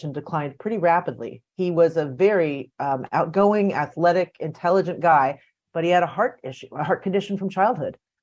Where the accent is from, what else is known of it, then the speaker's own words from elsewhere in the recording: United States; I grew up outside Washington, D.C. in the suburbs